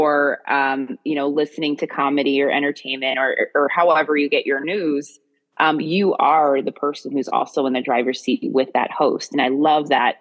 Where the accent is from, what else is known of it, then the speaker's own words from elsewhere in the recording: Maryland, United States; where I was raised in Maryland